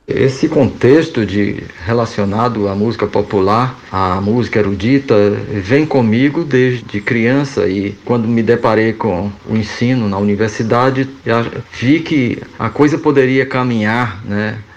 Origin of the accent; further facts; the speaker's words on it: Feira de Santana, Bahia, Brazil; also born or lived in Salvador; Conservatório de Música na cidade de Feira de Santana, onde nasci